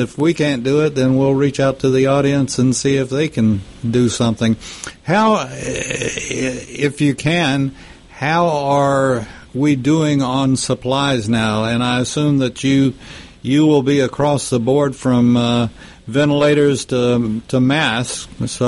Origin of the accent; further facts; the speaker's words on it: Lubbock, Texas, United States; my hometown of Lubbock